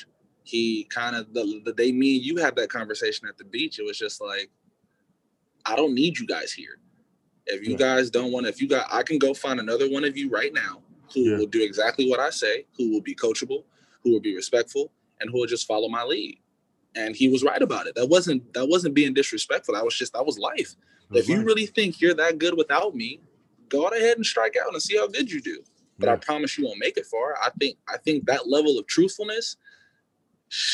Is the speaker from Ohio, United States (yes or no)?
no; California, United States; also born or lived in Dickinson, North Dakota; I'm from California